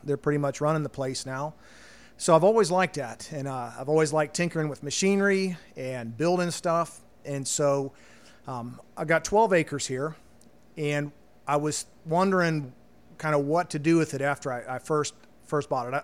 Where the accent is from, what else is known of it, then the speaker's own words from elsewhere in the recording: Loveland, Ohio, United States; moved away as an adult; growing up in Cincinnati